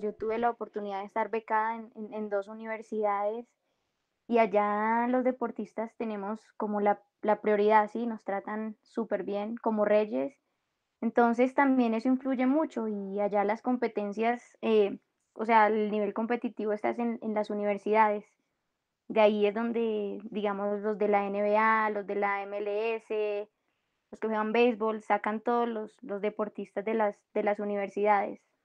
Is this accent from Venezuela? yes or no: no; Bogotá, Colombia; moved away as an adult; also born or lived in United States; now in Bucaramanga, Colombia; soy de Bogotá y actualmente me encuentro jugando en el Atlético Bucaramanga